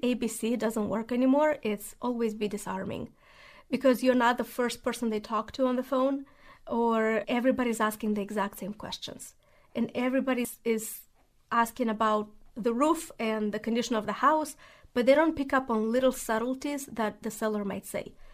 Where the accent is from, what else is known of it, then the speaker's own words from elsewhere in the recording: Moldova; English is a second language; moved away as an adult; also born or lived in Spartanburg, South Carolina; now in Nashville, United States; I'm originally from Moldova.